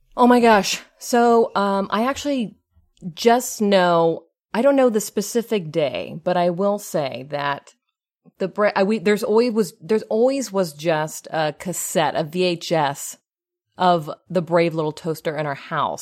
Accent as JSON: {"language": "English", "town": "Pasadena", "region": "California", "country": "United States", "said": "I am from Pasadena, California."}